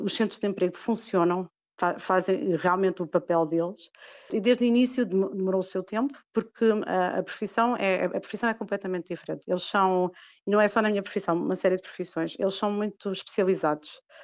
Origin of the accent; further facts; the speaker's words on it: Lisbon, Portugal; moved away as an adult; also born or lived in Almada / Sesimbra / Angola / Cape Verde; now in Paris, France; eu sou de Lisboa, mas da Almada também e Simbra